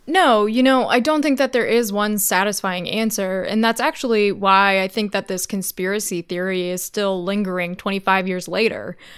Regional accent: outside of Chicago, Illinois, United States; I grew up right outside of Chicago, about fifteen miles away from the United Center

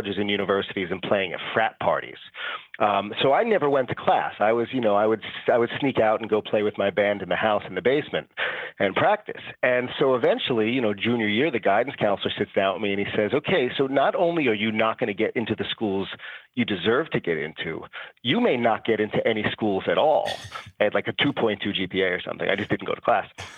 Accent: New York City, New York, United States; I'm a New Yorker, born and bred.

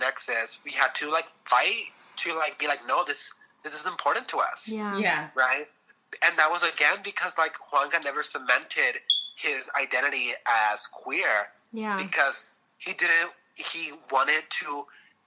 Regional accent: Los Angeles, California, United States; I grew up in Southeast

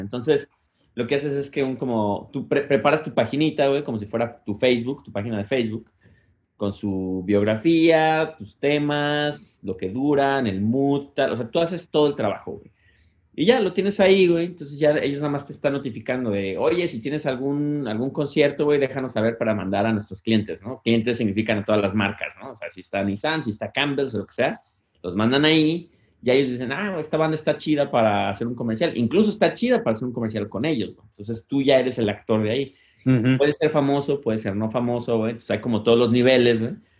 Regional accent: Mexico; now in United States; Yo, como buen mexicano

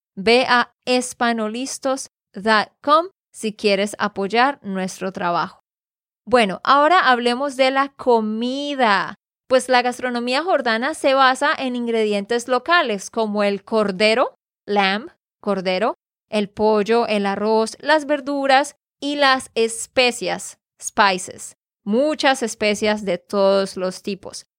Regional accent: Santander, Colombia; de Santander, Colombia

